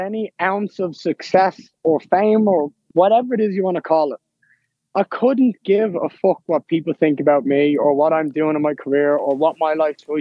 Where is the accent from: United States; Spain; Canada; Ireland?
Ireland; I'm at home